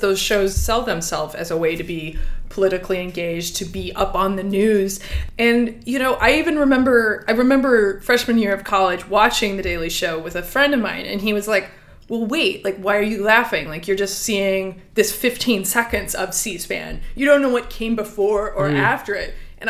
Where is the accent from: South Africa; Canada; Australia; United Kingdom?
South Africa; I have all of the answers because I am from South Africa.